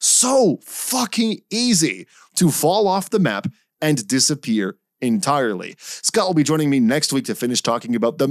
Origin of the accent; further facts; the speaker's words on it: Canada; as a Canadian